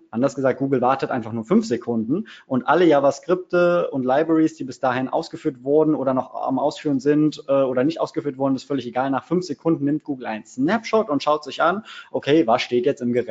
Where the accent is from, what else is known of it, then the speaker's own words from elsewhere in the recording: Cologne, North Rhine-Westphalia, Germany; Ich bin äh, Kölsche Jung, das heißt, ich komme aus der wunderschönen Domhauptstadt Köln.